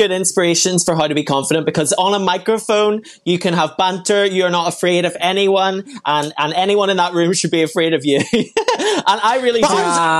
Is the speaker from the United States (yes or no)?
no; Belfast, Northern Ireland, United Kingdom; I'm from Belfast.